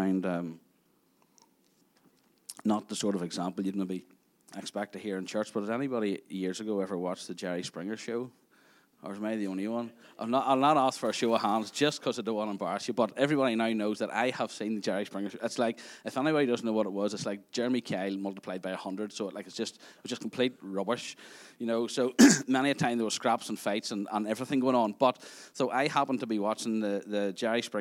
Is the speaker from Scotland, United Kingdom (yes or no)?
no; Craigavon, Northern Ireland, United Kingdom; also born or lived in Tandragee; I grew up in Craigavon